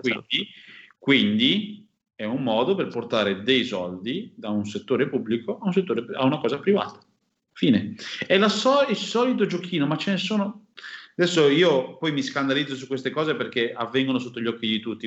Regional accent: Milan, Lombardy, Italy; io sono milanese, eh. il mio codice fiscale finisce per F205

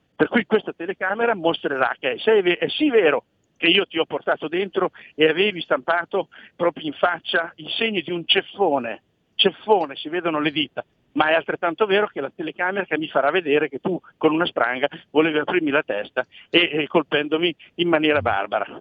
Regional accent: Imola, Emilia-Romagna, Italy; also born or lived in Bologna / Ferrara; sono di Imola, quindi abito lì vicino

